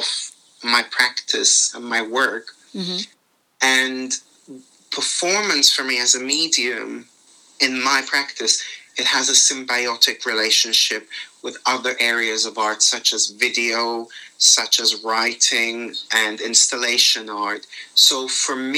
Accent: Limassol, Limassol District, Cyprus; moved away as an adult; now in London, United Kingdom; I was born in Limassol, Cyprus in 1992. I had a very nice upbringing by the sea

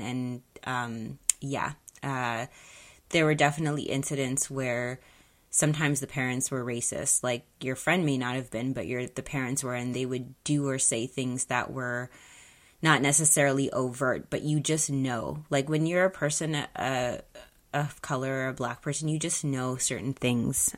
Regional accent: Mississauga, Ontario, Canada; growing up in Mississauga, Mississauga is very diverse

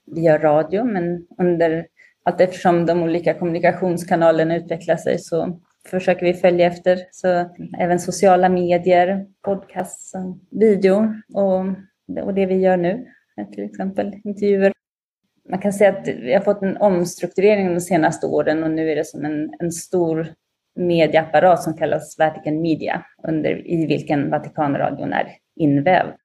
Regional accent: Linköping, Östergötland, Sweden; moved away as an adult; now in Rome, Italy; jag är uppvuxen i Linköping

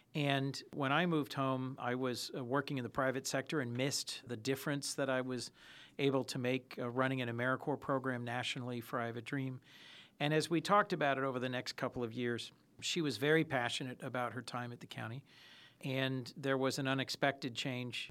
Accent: Hockessin, Delaware, United States; I grew up in Hokessen

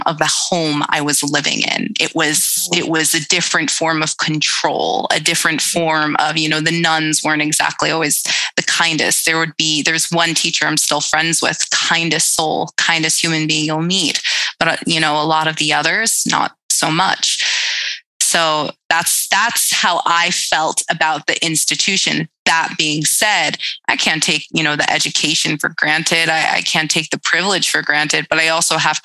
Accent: Brentwood, New York, United States; I grew up on Long Island

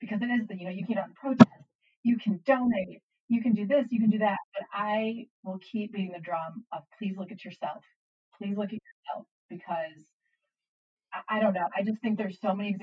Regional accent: United States; as an American

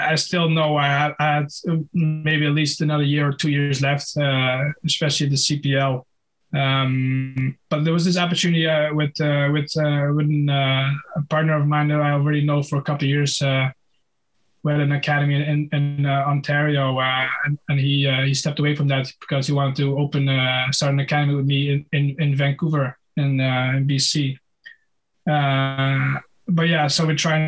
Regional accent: Netherlands; at the local amateur club in Holland

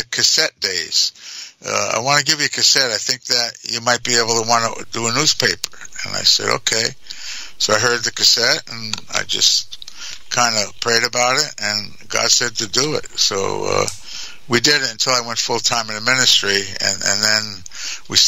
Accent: New York, United States; also born or lived in New Jersey; I was raised in New York, but I'm from, I was born in New Jersey

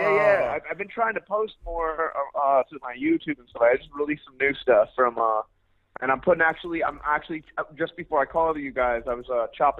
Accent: New York, United States; I'm from New York.

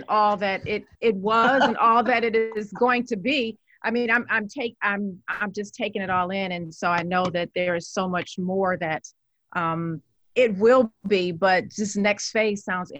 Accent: Detroit, Michigan, United States; when we travel around the country and around the world and people ask, where are you from? You know, and you say Detroit

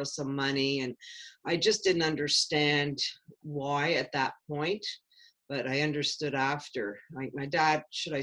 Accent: Chambly, Quebec, Canada; I grew up in a small town. It wasn't a city, a small town called Chambly, south side of Montreal.

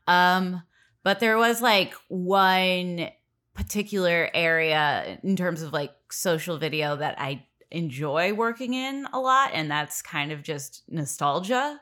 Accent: Los Angeles, California, United States; born and raised in Los Angeles

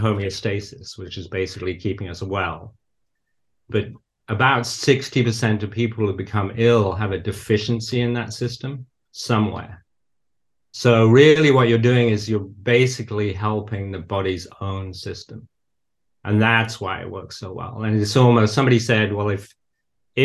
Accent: the north of England, United Kingdom; moved away as an adult; now in United States; But I did grow up in nature. So I was always surrounded by nature, really. So I grew up in the north of England.

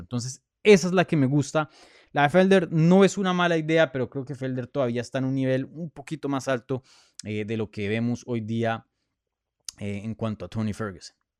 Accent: Colombia; first language Spanish; moved away; Yo soy colombiano, nací en Colombia

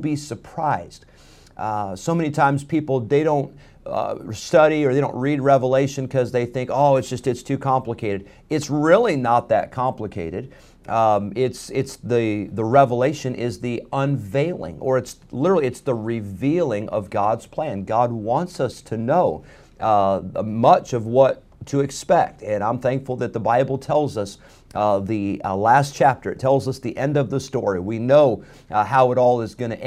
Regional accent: Rockford, Illinois, United States; now in North Carolina, United States; growing up in Rockford

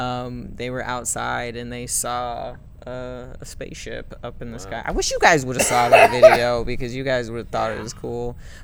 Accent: Ireland; I'm Irish.

